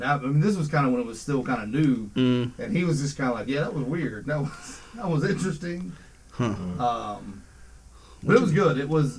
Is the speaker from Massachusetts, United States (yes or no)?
no; Lower Alabama, United States; I am from Lower Alabama.